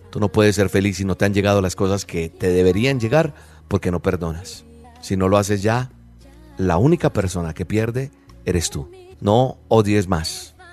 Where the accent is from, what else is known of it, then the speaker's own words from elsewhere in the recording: Colombia; Hay otra persona que es de mi país, de Colombia, de donde soy oriundo, Natalia Ponce